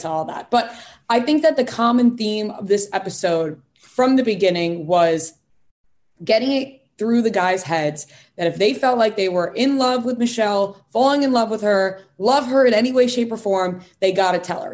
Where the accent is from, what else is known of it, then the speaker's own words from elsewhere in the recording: Long Island, New York, United States; accent: Long Island; My Long Island accent